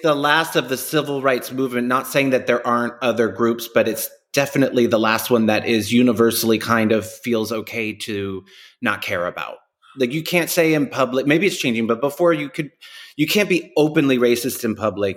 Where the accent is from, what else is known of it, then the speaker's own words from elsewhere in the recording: New York, United States; New Yorkers go to Miami for a weekend